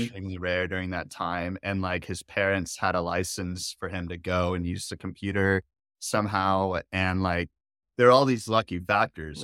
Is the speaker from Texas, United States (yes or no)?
yes; Dallas, Texas, United States; I was born here in Dallas